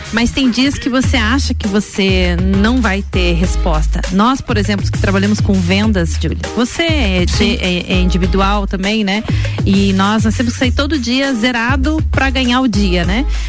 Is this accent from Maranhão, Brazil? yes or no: no; Lages, Santa Catarina, Brazil; also born or lived in Joinville; E meus avós lagianos, meus pais lagianos também, de lá vieram para cá e a gente construiu a vida todinha aí. Então vim para cá com 5, 6 anos de idade